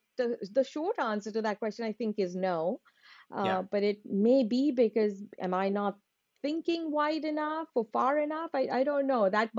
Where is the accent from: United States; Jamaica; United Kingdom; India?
India; Udaipur, Rajasthan; because I've also been born and brought up in Udaipur.